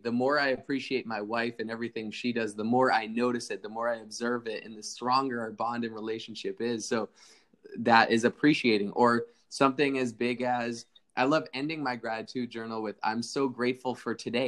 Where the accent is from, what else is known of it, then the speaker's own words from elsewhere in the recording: East Coast, United States; now in Laguna Niguel, United States; I grew up on the East Coast